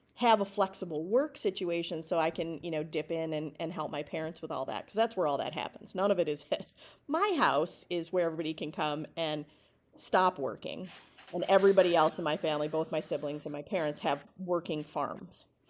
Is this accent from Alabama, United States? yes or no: no; Alma Center, Wisconsin, United States; moved away as an adult; also born or lived in Philadelphia; I grew up in Alma Center, Wisconsin, population four hundred and fifty-four when I was a kid